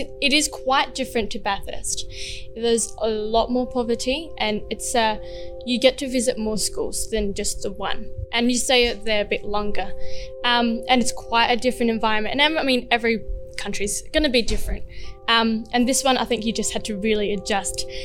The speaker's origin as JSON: {"language": "English", "country": "Philippines", "moved": "yes", "lives_now": "Australia", "said": "I'm from the Philippines, and there's a lot of poverty around you."}